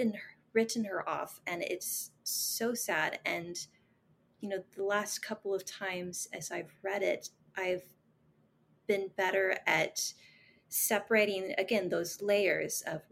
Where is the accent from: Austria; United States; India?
United States; the Bible Belt; Like, I grew up in a very conservative culture. {S4} Mm-hmm. {S5} You know, I'm from the Bible Belt.